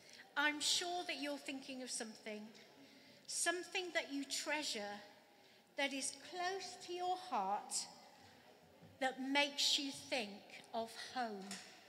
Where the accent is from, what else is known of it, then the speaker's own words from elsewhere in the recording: Wales, United Kingdom; moved away; And I'm from Wales, really cold in the winter.